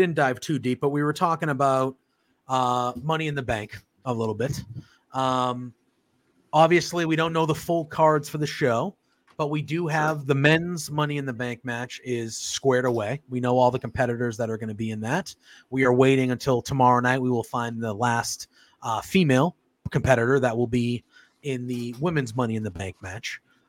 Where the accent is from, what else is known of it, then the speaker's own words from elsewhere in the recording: Massachusetts, United States; I'm from Massachusetts, so I am Boston and through and through.